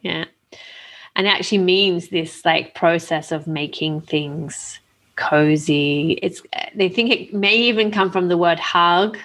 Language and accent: English; Australia; now in Italy; I grew up in Australia